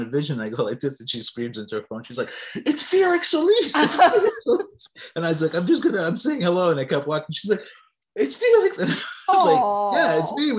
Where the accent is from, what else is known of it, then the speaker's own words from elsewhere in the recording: New York City, New York, United States; I grew up in Greenwich Village.